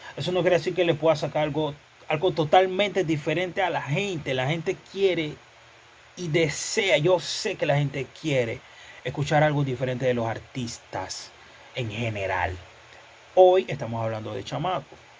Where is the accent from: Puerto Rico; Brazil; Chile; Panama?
Panama; yo me siento orgulloso, otro panameño